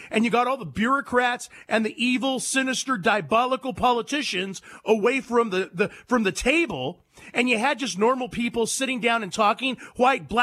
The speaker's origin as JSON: {"language": "English", "area": "San Joaquin Valley", "region": "California", "country": "United States", "tie": "born or raised there", "also_born_or_lived": "San Diego, California", "moved": "as an adult", "said": "I'm from California. Born and raised, baby. San Joaquin Valley, then later San Diego"}